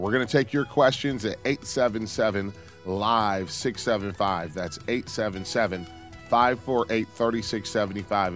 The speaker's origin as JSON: {"language": "English", "town": "Detroit", "region": "Michigan", "country": "United States", "tie": "born or raised there", "moved": "yes", "said": "Love taking calls from my hometown"}